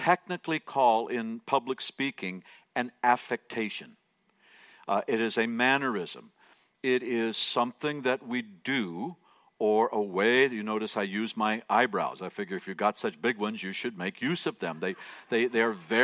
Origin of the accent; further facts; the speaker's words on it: United States; I'm an American, so I have trouble speaking any other languages than English